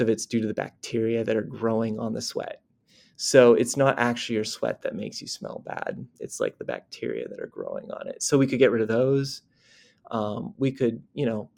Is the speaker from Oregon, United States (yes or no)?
yes; Corvallis, Oregon, United States; moved away; also born or lived in United Kingdom; I'm from Oregon, like you said, from Corvallis, Oregon. I was born there in 1985